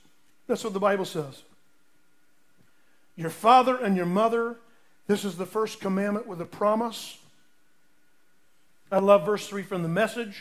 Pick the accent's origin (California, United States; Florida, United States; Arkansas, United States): Florida, United States; Lake Mary; I grew up in Lake Mary, Florida, down by near Orlando